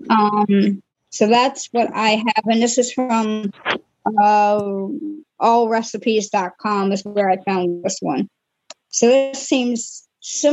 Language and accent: English; Maryland, United States; I'm from Maryland